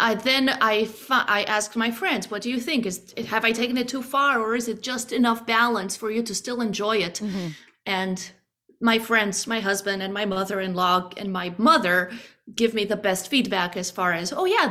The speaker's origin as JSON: {"language": "English", "country": "Romania", "second_language": "English", "moved": "as an adult", "lives_now": "United States", "said": "I grew up singing it in Romanian."}